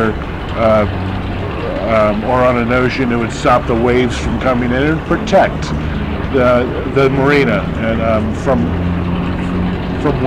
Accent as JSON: {"language": "English", "region": "Virginia", "country": "United States", "moved": "yes", "said": "I'm from Virginia myself"}